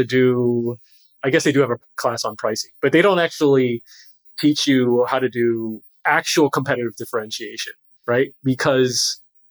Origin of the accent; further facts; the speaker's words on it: California, United States; moved away as an adult; also born or lived in Boston; I grew up in California